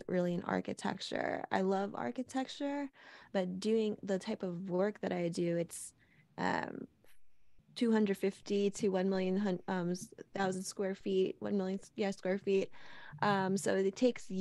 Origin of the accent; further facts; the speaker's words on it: Los Angeles, California, United States; I'm born and raised in Los Angeles, California